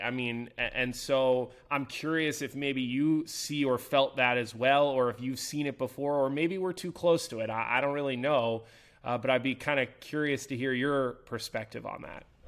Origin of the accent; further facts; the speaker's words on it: Philadelphia, Pennsylvania, United States; now in Chicago, United States; I'm from Philadelphia. I grew up in Philadelphia. I worked in Philadelphia